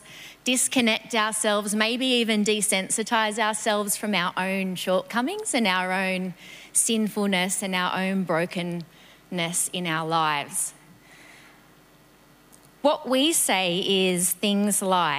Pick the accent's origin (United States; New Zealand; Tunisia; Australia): Australia; New South Wales; moved away; I grew up in New South Wales